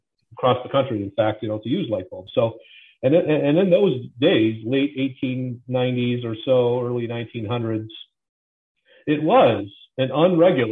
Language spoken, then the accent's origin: English; Illinois, United States; I'm from Illinois, and I'm in Illinois still